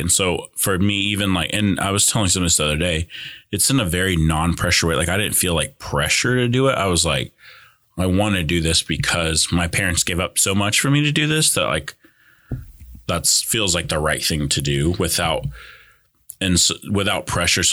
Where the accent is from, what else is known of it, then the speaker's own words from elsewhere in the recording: California, United States; first language Spanish; English is a second language; now in Broken Arrow, United States; growing up in California is we grew up really poor